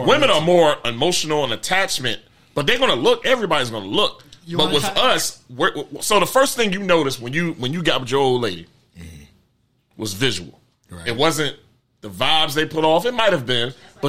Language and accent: English; Prince George's County, Maryland, United States; I was straight PG dude.